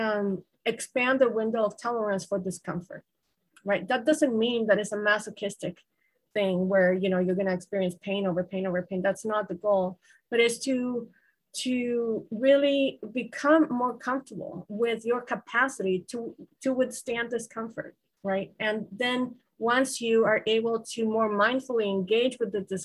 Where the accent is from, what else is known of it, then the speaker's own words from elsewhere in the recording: Guatemala; I grew up in a culture, I'm from Guatemala. I grew up in a culture where snakes are often deadly